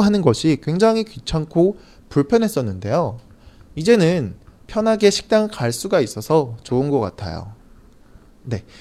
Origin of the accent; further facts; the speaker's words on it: South Korea; 저는 사실 한국 사람이라 그런지